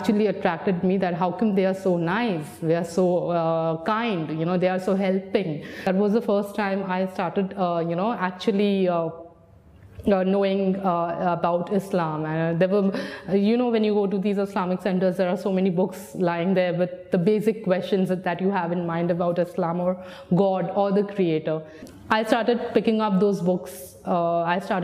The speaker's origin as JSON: {"language": "English", "country": "India", "tie": "born or raised there", "moved": "as an adult", "lives_now": "United Arab Emirates", "said": "I'm 27 years old and I come from India"}